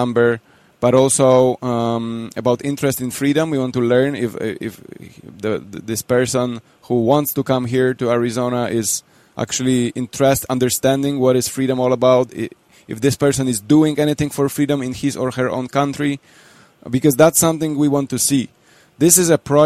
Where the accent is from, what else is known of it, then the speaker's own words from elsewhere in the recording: Poland; I come from Poland